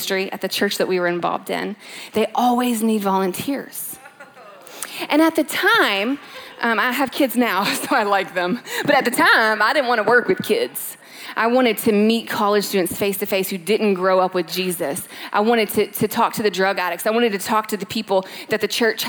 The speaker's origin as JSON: {"language": "English", "town": "Louisville", "region": "Kentucky", "country": "United States", "tie": "born or raised there", "moved": "as an adult", "lives_now": "California, United States", "said": "Born and raised in Louisville, Kentucky, moved out to California eight years ago"}